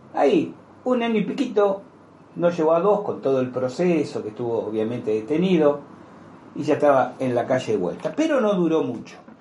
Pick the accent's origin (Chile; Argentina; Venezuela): Argentina; como argentino